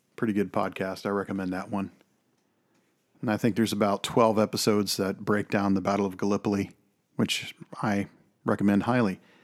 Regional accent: Texas, United States; moved away; also born or lived in Alberta; I am from Texas

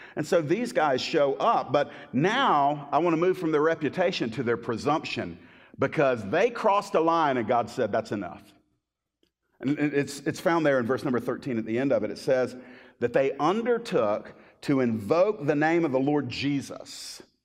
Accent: Miami, Florida, United States; where I was born in Miami

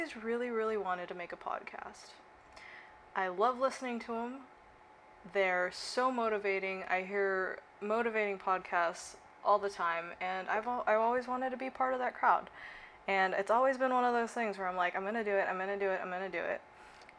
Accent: Okinawa, Japan; moved away as an adult; now in Sacramento, United States; I grew up in Okinawa, Japan

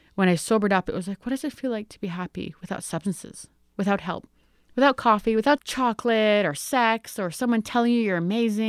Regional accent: Sturgeon Lake First Nation, Saskatchewan, Canada; I come from Sturgeon Lake First Nation

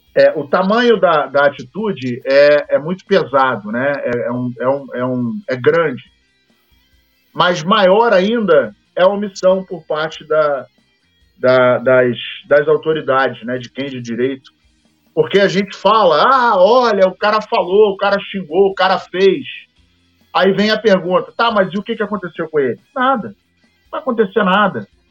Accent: Paraíba, Brazil; Eu sou paraibano com muito orgulho.

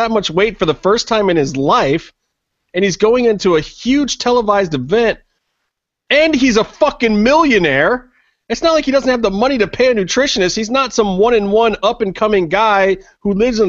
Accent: Cleveland, Ohio, United States; my hometown of Cleveland, Ohio

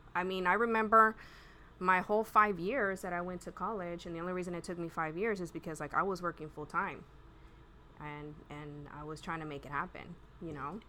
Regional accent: Pasadena, Texas, United States; I grew up on Jenkins Road and anyone who's who's from around there, you know, it's just like one little street, and it's just like a barrio

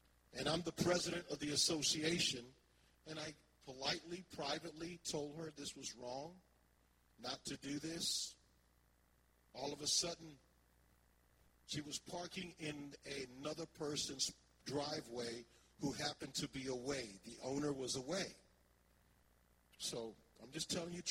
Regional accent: Philadelphia, Pennsylvania, United States; moved away; I thought that Philadelphia was my hometown, but it's not the hometown of my, it was the hometown of my childhood

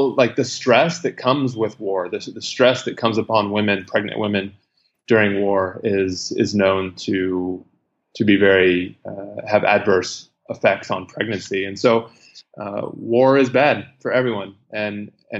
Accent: United States; moved away as an adult; now in Iraq; as an American, because it was happening contemporary with my time here in Iraq

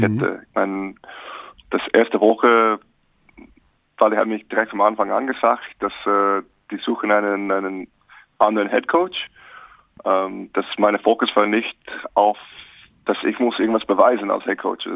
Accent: Alaska, United States; German is a second language; moved away as an adult; also born or lived in St. Augustine, Florida / Reno / Gmunden; now in Bonn, Germany; Ich bin in Alaska aufgewachsen

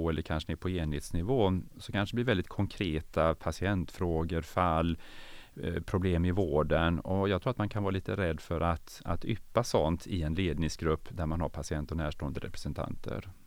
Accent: Norrland, Sweden; born there; also born or lived in Umeå; Ja, jag är född norrlänning och så flyttade min pappa, han bytte jobb ganska ofta så jag fick ju flytta, vi fick ju flytta runt eh, ett antal gånger och vi flyttade tillbaka till, till eh

